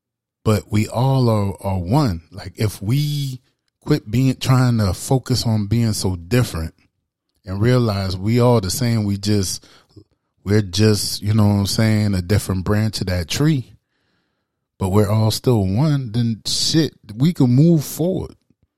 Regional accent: Charleston, South Carolina, United States; That shit, I grew up in Charleston, South Carolina.

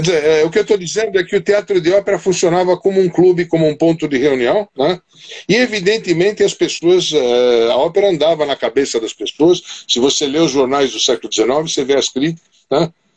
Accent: Brazil; eu nasci e cresci no Brasil italiano, tá? Esse foi o meu bairro de, de origem

